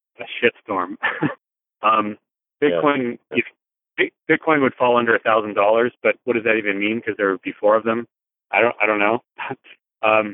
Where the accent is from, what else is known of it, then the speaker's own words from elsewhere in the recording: United States; as an American